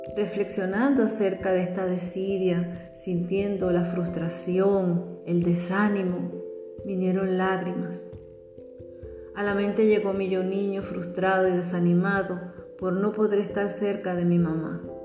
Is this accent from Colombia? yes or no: no; Venezuela; Ella trabajaba como profesora y directora de una escuela normal las escuelas normales, ya desaparecidas en Venezuela